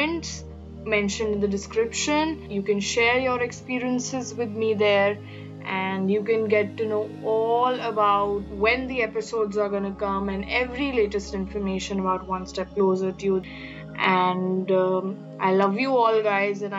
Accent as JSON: {"language": "English", "country": "India", "said": "from India, a third year law student"}